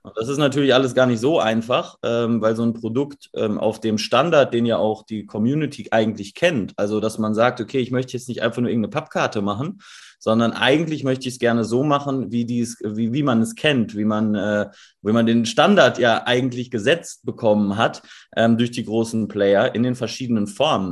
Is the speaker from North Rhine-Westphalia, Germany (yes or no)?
yes; Dortmund, North Rhine-Westphalia, Germany; wir kommen aus, aus Dortmund